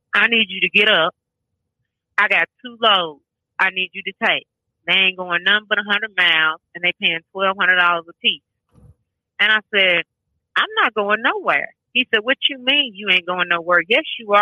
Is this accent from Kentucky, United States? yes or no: yes; Kentucky, United States; also born or lived in Paducah, Kentucky; I'm originally from Kentucky, a little town called West Center, but I moved up to Paducah when my mother passed away